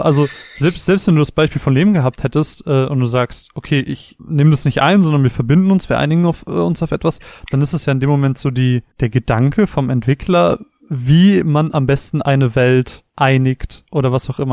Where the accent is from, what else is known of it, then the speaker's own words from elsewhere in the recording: Germany; wir als Deutsche